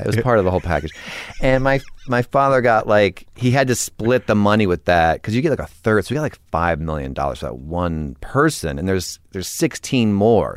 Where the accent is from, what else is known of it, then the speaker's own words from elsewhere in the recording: Weston, Connecticut, United States; I grew up in Connecticut